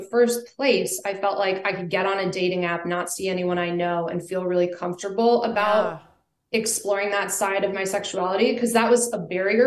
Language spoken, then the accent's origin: English; Vermont, United States; moved away as an adult; also born or lived in Colorado; I grew up in Vermont in a really small town.